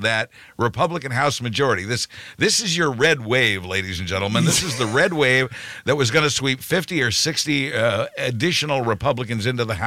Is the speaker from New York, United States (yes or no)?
no; Kansas, United States; my hometown